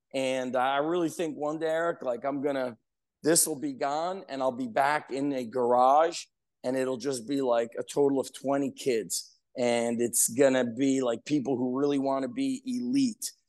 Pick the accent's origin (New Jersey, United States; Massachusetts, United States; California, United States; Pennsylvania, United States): New Jersey, United States; Edison; where I grew up in Edison, there was a park, Roosevelt Park